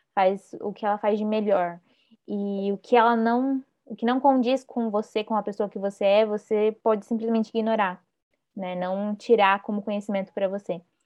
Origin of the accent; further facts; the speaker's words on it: Paraná, Brazil; Eu sou do Sul, eu sou do Paraná.